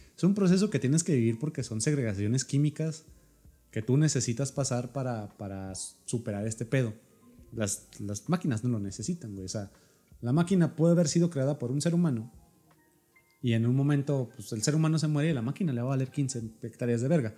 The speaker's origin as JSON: {"language": "Spanish", "country": "Mexico", "said": "nosotros somos mexicanos"}